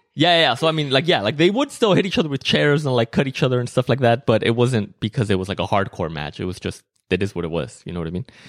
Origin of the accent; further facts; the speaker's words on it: Mexico; moved away; growing up in Mexico